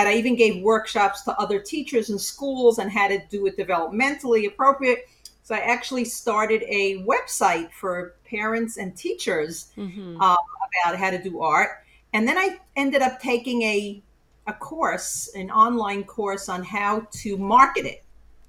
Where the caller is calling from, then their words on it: Queens, New York, United States; So I'm like, it's really legally Queens, but I'm closer to Long Island, five towns